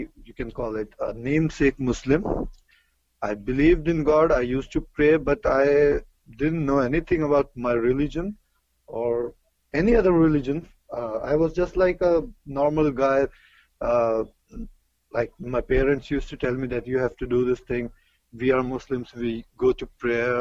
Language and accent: English; New Delhi, Delhi, India; I'm from New Delhi, India